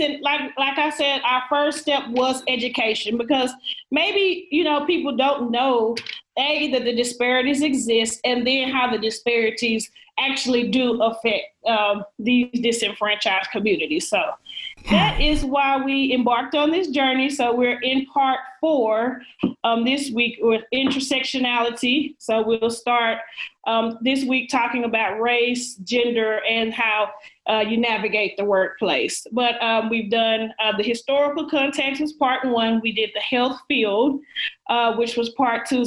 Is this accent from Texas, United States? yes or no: yes; Dallas, Texas, United States; also born or lived in Tallahassee, Florida; now I'm back in my hometown of Dallas, Texas